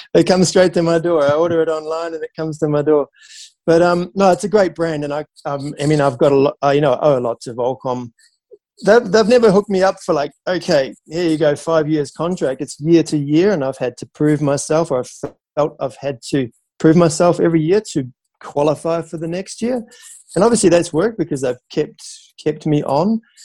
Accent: New Zealand; growing up in New Zealand on the beach

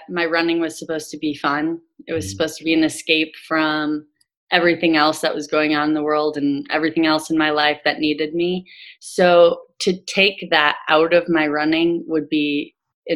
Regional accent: Green Bay, Wisconsin, United States; now in Ohio, United States; I'm from Green Bay, Wisconsin. And so I went back home and ran my second one back home

